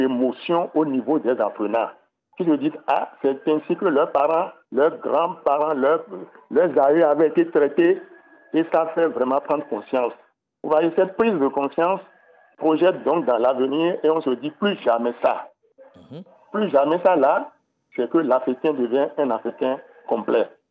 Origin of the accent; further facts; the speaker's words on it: Benin; chez nous, au Bénin